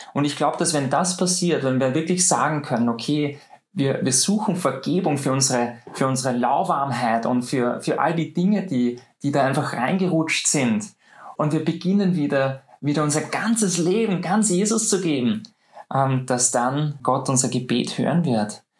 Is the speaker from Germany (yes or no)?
no; Austria; bei uns in Österreich